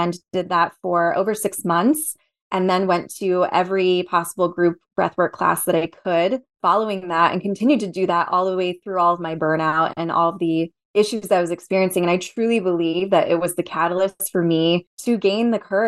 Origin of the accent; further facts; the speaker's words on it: New Jersey, United States; moved away as an adult; I grew up in New Jersey. I was born and raised there.